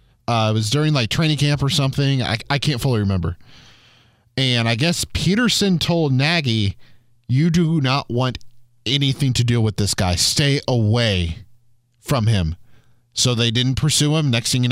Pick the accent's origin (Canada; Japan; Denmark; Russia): Denmark; I come from Denmark. No, IKEA is not the capital.